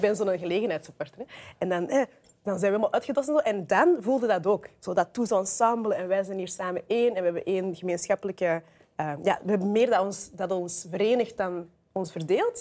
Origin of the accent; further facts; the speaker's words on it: Weelde, Flanders, Belgium; in Beelden, waar ik ben opgegroeid, in, de, Kempen